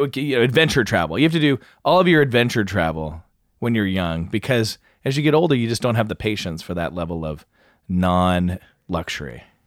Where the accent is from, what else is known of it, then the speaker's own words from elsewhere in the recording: Springfield, Missouri, United States; I was born in the Ozarks